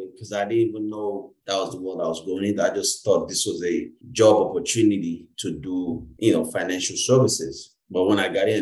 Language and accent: English; Lagos, Nigeria; now in Canada; being a Nigerian and being Igbo, and also grew up in the Yoruba land, I grew up in Lagos